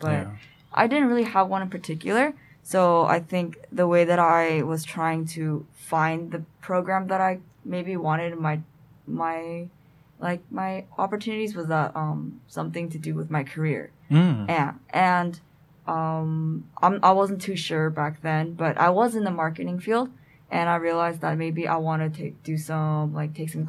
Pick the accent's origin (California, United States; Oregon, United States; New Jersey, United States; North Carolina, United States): California, United States; Southern; I'm from Southern California.